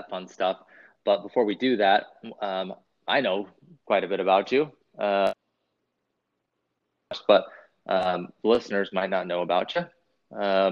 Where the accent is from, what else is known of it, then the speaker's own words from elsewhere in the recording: West Coast, United States; when I grew up in the West Coast